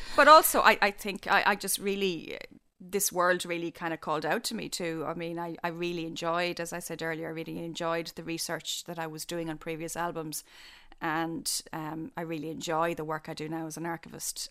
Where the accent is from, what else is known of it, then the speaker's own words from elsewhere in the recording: Killarney, Munster, Ireland; I was growing up in Killarney